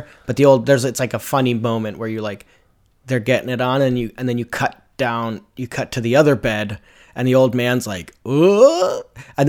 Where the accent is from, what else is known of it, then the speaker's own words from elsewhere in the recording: Brooklyn, New York, United States; because I'm from Brooklyn, New York City.